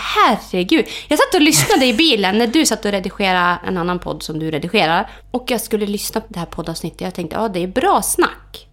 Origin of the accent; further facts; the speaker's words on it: Orsa, Dalarna County, Sweden; jag är ju uppvuxen på hotellet i Orsa